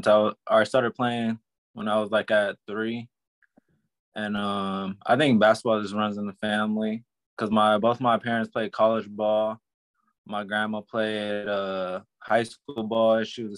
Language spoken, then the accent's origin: English; Globe, Arizona, United States; born or raised there; also born or lived in Fontana, California